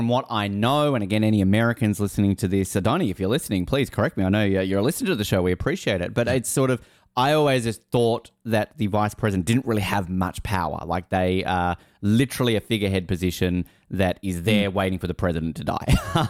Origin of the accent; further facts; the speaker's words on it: Australia; I'm Australian. I shouldn't be allowed to be president.